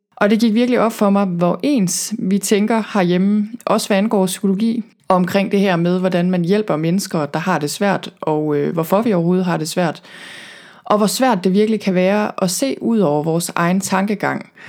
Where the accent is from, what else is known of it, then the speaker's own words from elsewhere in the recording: Thy, North Denmark Region, Denmark; moved away as an adult; also born or lived in Copenhagen / Vancouver, Canada; jeg er selv født og opvokset i Thy, og er vokset op på landet